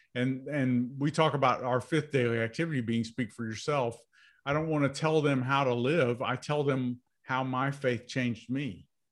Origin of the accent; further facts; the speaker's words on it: United States; I was born in America